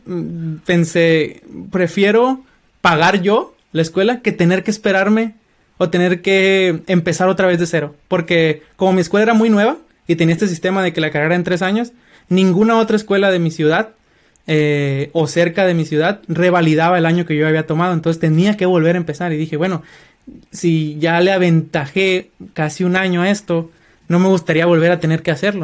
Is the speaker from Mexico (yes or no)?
yes; Culiacán, Sinaloa, Mexico; moved away as an adult; also born or lived in Colima, Mexico; now in United States; soy mexicano, eh, originario de Culiacán, Sinaloa.